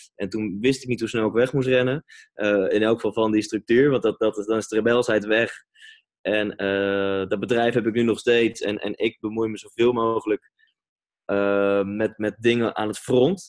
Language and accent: Dutch; Amersfoort, Utrecht, Netherlands; moved away as an adult; also born or lived in Reeuwijk / Gouda; now in Amsterdam, Netherlands; Amersfoort is wel de plek waar ik eh, ben opgegroeid